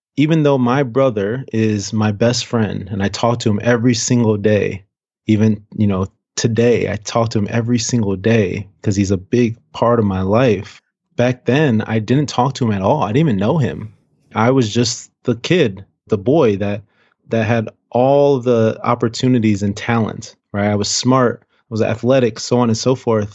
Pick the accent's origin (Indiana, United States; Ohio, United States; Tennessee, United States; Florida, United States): Ohio, United States; Cleveland; now in Seattle, United States; We grew up on the west side of Cleveland, um, West sixty-ninth and Detroit